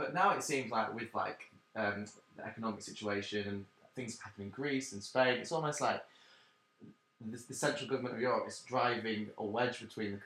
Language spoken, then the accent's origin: English; Yorkshire and the Humber, United Kingdom; I am from Yorkshire.